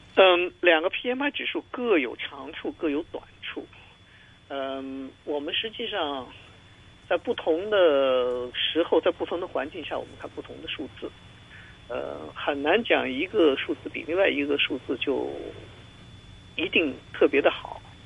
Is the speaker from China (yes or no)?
yes; China; 我们中国人